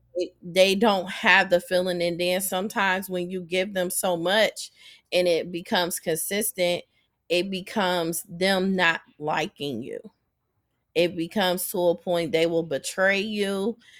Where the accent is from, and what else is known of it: Akron, Ohio, United States; born or raised there